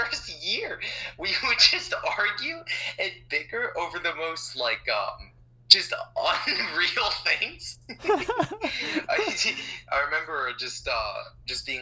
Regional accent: Maryland, United States; I live in Maryland. I was born in Maryland

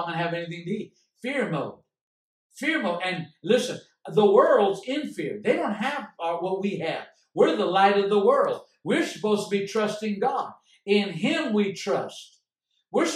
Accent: United States; I am an American. I'm living in a blessed country

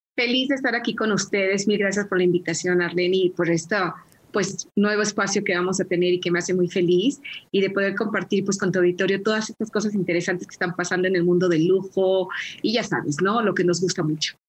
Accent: Mexico; como mexicanos

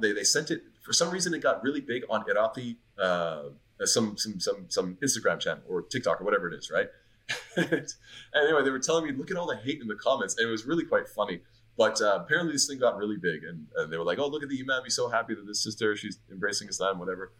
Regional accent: Montreal, Quebec, Canada; moved away; I'm from Montreal

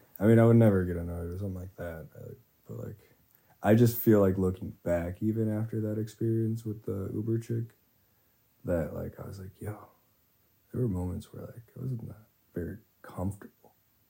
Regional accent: near Wisconsin Dells, United States; born or raised there

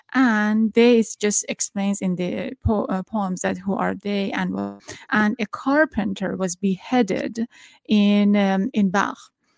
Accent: Iran; I'm from Iran

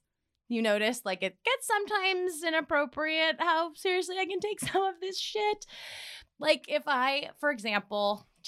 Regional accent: Midwest, United States; Yes. The Midwest? They always guess that.

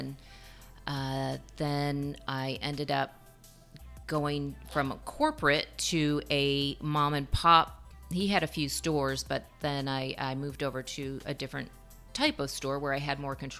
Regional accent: Vestal, New York, United States; grew up in upstate New York. We were right above the Pennsylvania border, Binghamton area. Actually, I grew up in Vestal, New York, and... we were about 2.5-3 hours from the city

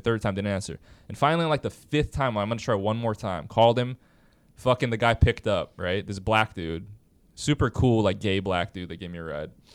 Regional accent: Hawaii, United States; I was from Hawaii

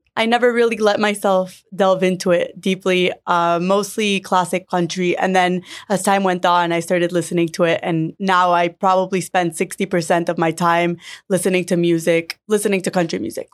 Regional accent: Miami, Florida, United States; I grew up in Miami and I grew up around the industry.

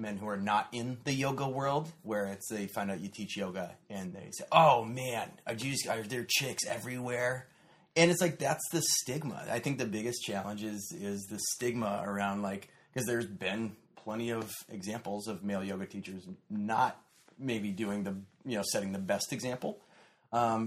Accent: South Dakota, United States; now in Orange County, United States; I'm from South Dakota, so neighboring states.

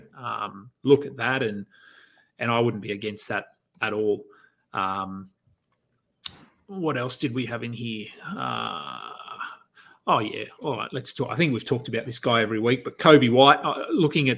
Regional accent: Australia; being an Aussie

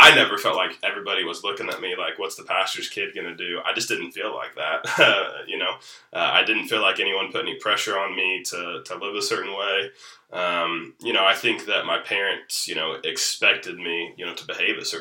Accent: Wellsville, Kansas, United States; not born in Wellsville, but raised in Wellsville. For 35 years now, I've moved around a little bit, haven't lived here the entire time, but most of them have been in Wellsville

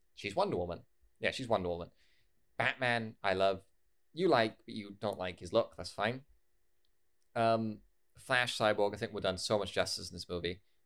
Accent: United Kingdom; I'm a British person

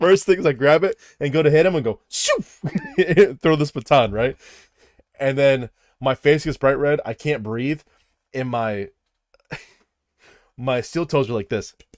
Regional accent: Midwest, United States; I'm from the Midwest

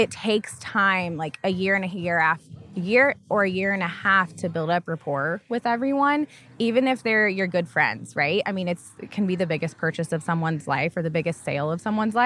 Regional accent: Tulsa, Oklahoma, United States; now in Oklahoma City, United States; I grew up in Tulsa, Oklahoma.

